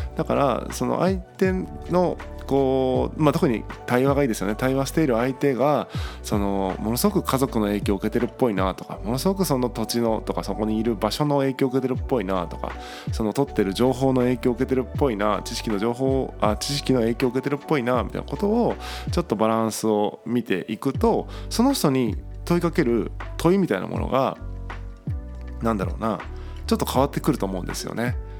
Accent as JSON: {"language": "Japanese", "town": "Tagawa", "region": "Fukuoka", "country": "Japan", "tie": "born or raised there", "said": "僕で言うと例えば田川という町で生まれ育ったんですけども"}